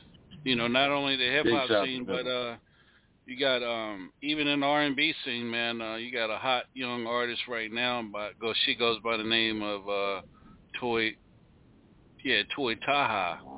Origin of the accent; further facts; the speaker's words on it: Maryland, United States; I'm from Maryland